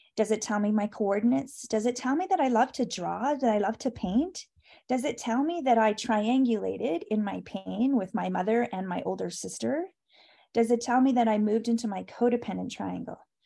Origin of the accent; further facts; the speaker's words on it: Canada; I'm Canadian